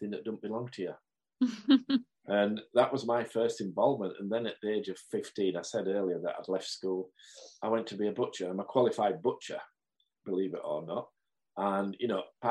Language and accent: English; Marsden, Yorkshire and the Humber, United Kingdom; a young lad growing up in Marsden, on the hills of Marsden